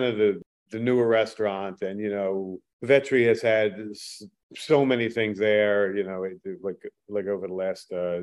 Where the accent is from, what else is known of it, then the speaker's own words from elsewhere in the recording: Philadelphia, Pennsylvania, United States; also born or lived in Abington, Pennsylvania; I'm from Northeast Abington, but my father's family's from 7th and League. So I was, you know, sort of raised there